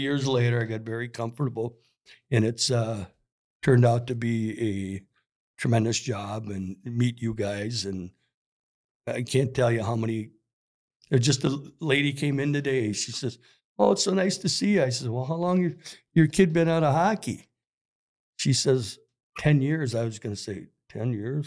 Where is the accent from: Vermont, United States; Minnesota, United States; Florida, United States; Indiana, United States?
Minnesota, United States; South St. Paul; when I grew up in South Saint Paul, I went to a Polish church.